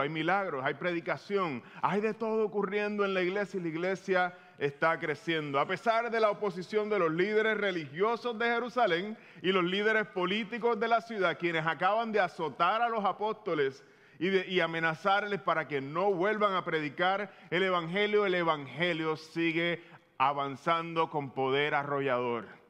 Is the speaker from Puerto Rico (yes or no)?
yes; Puerto Rico; tú y yo como boricua